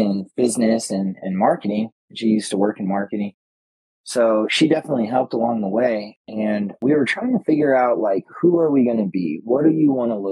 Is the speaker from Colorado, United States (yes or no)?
yes; Colorado Springs, Colorado, United States; we use the term native in Colorado Springs, Colorado